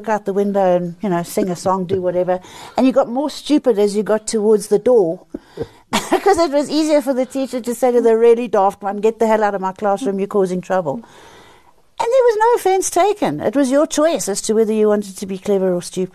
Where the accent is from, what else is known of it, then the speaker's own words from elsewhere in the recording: South Africa; I was born in South Africa. I was raised by a black lady called Lizzie